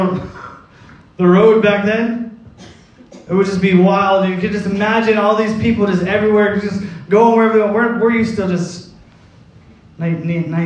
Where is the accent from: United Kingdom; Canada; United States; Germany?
Canada; Cornwall, Ontario; moved away; I was born in Cornwall, Ontario